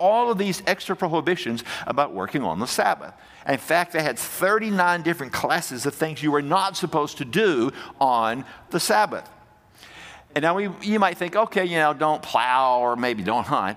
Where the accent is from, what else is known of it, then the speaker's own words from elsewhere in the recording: Fairfield, Alabama, United States; we were growing up in Alabama, and the church we went to was Fairfield Highlands Baptist Church